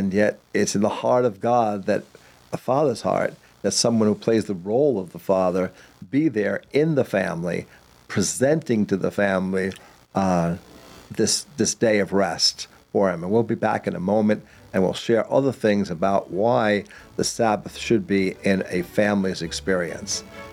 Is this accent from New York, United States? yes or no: yes; Long Island, New York, United States; I went to several, maybe 8, 10 bar mitzvahs when I was growing up in Long Island.